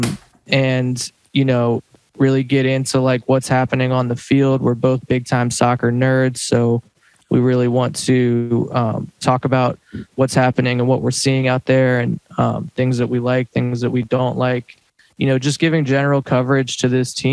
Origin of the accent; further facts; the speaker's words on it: Durham, North Carolina, United States; now in Los Angeles, United States; I'm originally from Durham, North Carolina, a big Duke fan